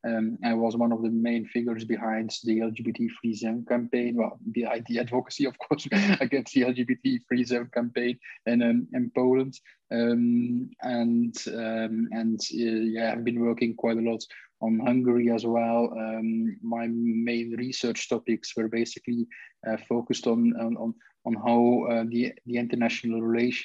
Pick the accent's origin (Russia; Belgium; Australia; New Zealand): Belgium; also born or lived in Brussels; I'm Belgian.